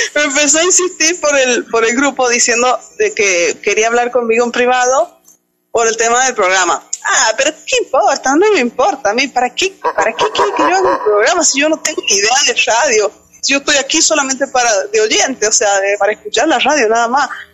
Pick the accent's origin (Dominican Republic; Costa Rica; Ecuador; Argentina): Argentina; San Juan; Soy de la provincia de San Juan, país Argentina